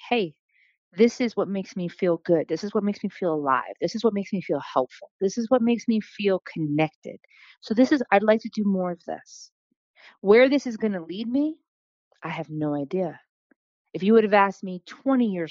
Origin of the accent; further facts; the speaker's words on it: North Fork of Long Island, New York, United States; also born or lived in Astoria, Queens, New York; now in Brooklyn, United States; I was born in Astoria, Queens. I was also raised out in the North Fork of Long Island.